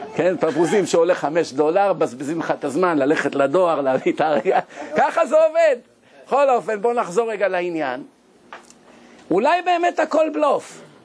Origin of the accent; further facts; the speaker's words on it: Israel; אנחנו ישראלים